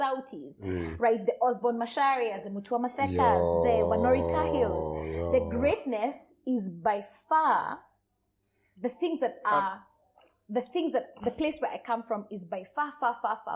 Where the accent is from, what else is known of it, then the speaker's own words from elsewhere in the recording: Nairobi, Kenya; it became very important for me to carry a Nairobi, because this is home